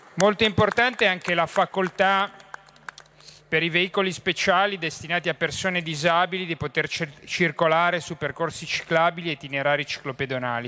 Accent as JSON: {"language": "Italian", "town": "Genoa", "region": "Liguria", "country": "Italy", "said": "da genovese"}